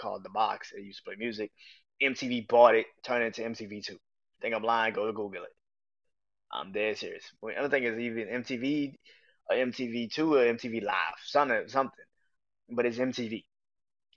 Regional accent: New Orleans, Louisiana, United States; I'm born and raised in New Orleans

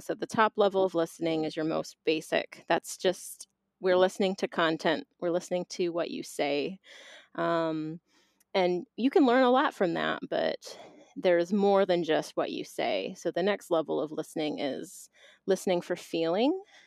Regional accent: Boston, Massachusetts, United States; also born or lived in Philadelphia, Pennsylvania / Atlanta, Georgia; now in Bristol, Tennessee, United States; I was born in Boston, Massachusetts

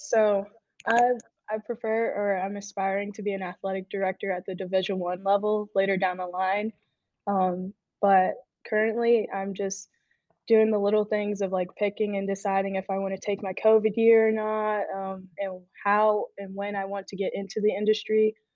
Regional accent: Texas, United States; moved away as an adult; now in Illinois, United States; I'm from Texas. I moved all the way to Illinois

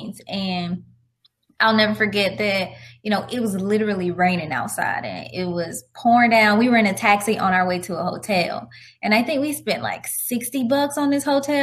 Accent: Florida, United States; moved away as an adult; also born or lived in Georgia / Alabama / Japan; I'm from Florida and I've lived in Florida and Georgia and Alabama

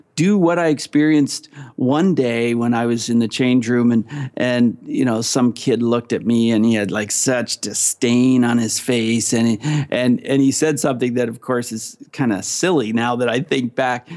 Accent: Ontario, Canada; I am from Canada. I'm from Ontario, Canada.

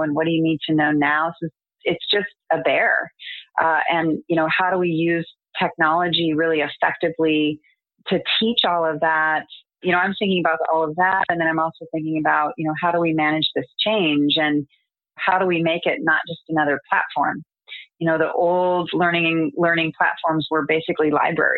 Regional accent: United States; I'm American

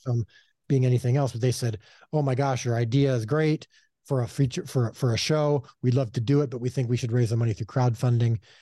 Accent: Chicago, Illinois, United States; now in Texas, United States; I miss my, uh, Chicago heritage

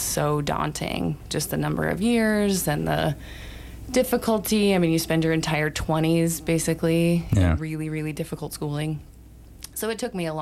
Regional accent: Cody, Wyoming, United States; moved away as an adult; also born or lived in Michigan; now in Sheridan, United States; My family moved to Wyoming from Michigan when I was pretty little, but I grew up mostly in Cody

